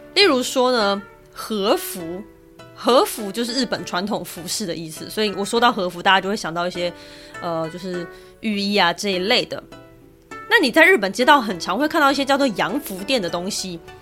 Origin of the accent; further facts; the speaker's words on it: Taiwan; 身为台湾人的我是不敢恭维了